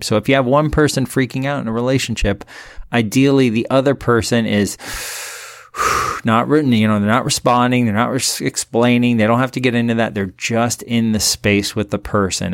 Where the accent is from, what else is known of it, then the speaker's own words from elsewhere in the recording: Miami, Florida, United States; also born or lived in Big Island, Hawaii; now in Hawaii, United States; I'm from Miami